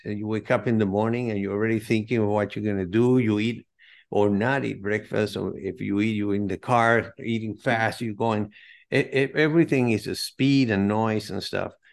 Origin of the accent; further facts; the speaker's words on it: Caracas, Capital District, Venezuela; now in United States; I'm originally from South America, Caracas, Venezuela, but I've been in the States since nineteen seventy-eight